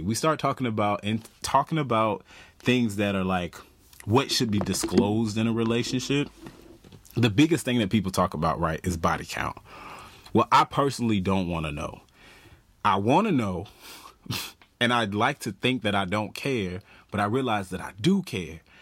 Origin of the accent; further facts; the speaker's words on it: the South, United States; moved away; I'm from the South.